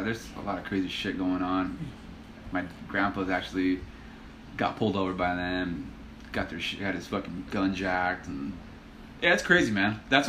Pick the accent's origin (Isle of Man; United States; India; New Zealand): United States; Ontario, California; also born or lived in Los Angeles, California / Compton, California; we were there till I was four. And then we moved here to Ontario, so I've been here ever since, since 89.